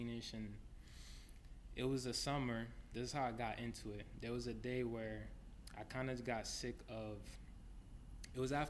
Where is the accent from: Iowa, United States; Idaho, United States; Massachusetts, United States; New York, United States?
Massachusetts, United States; Lawrence; I was born and raised in Lawrence, Mass